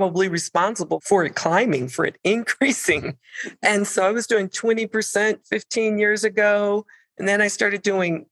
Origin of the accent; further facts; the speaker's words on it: Michigan, United States; I'm originally from Michigan